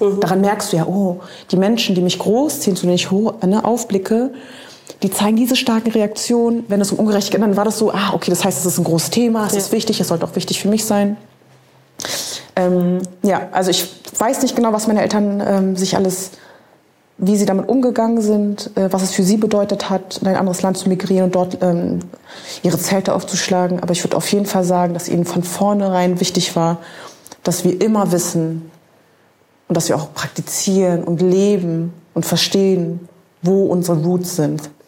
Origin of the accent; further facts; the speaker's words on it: Germany; wir sind ja beide in Deutschland irgendwie aufgewachsen